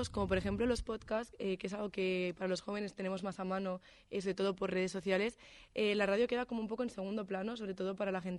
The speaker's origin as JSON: {"language": "Spanish", "town": "Barcelona", "region": "Catalonia", "country": "Spain", "moved": "as an adult", "lives_now": "Salamanca, Spain", "said": "no en Salamanca, porque justamente aquí no tengo coche, pero soy de Barcelona"}